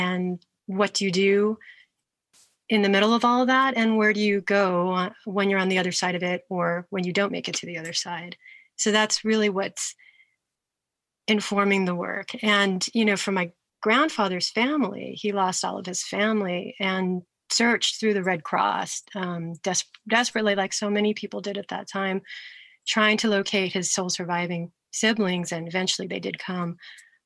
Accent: Honolulu, Hawaii, United States; I was born and raised in Honolulu

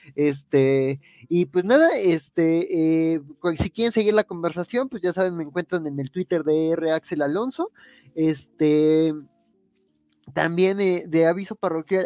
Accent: Mexico; como mexicano

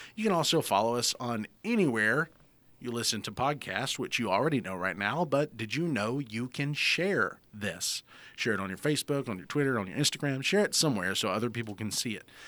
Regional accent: the South, United States; accent: Southern

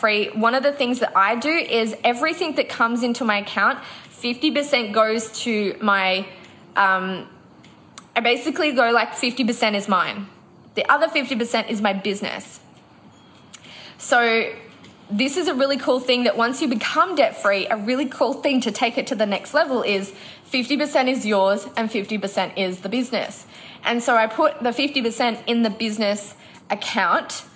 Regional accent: Noosa, Queensland, Australia; when we're back in Noosa, which is my hometown

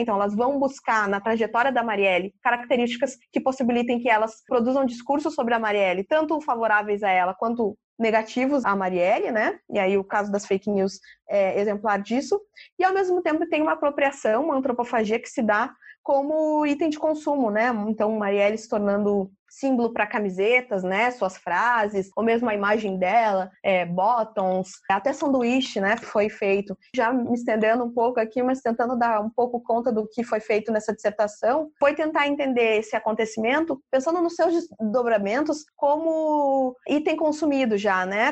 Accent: Porto Alegre, Rio Grande do Sul, Brazil; Eu sempre coloco o meu lugar de fala como uma porto-alegrense

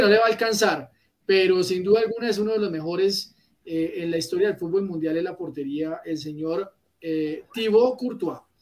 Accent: Colombia

